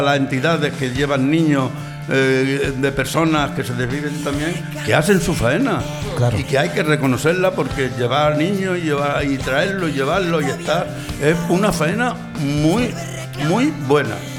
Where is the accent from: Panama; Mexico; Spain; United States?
Spain; Montilla, Andalusia; now in Santa Coloma de Gramenet, Spain; Yo soy montillano, soy de un pueblo de Córdoba, soy de Montilla Vine aquí ya hace cincuenta y tantos años